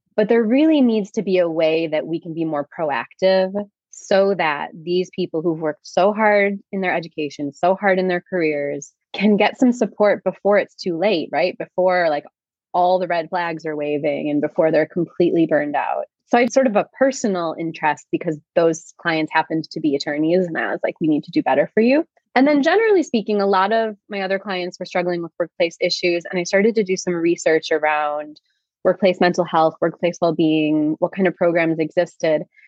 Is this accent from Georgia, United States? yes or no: no; Chicago, Illinois, United States; I grew up in Chicago